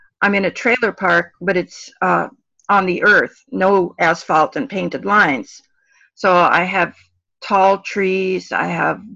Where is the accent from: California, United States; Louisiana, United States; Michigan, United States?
California, United States; Los Angeles; now in Oregon, United States; I grew up in Los Angeles